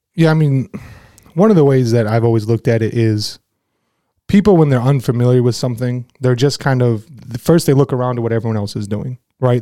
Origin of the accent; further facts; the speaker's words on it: Flint, Michigan, United States; growing up in Flint